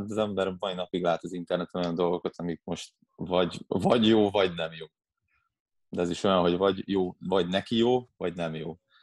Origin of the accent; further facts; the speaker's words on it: Vác, Pest, Hungary; Itt Vácon, Vácon, én Váci vagyok